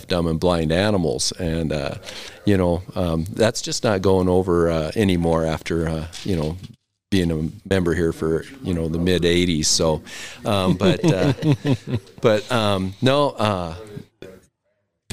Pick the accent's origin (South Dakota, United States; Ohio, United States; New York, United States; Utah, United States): South Dakota, United States; moved away; I grew up in South Dakota, so I have to go back there every year.